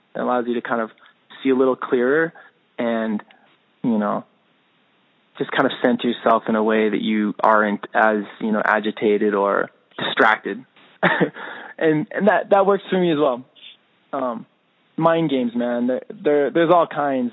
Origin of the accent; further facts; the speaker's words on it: United States; I'm American through and through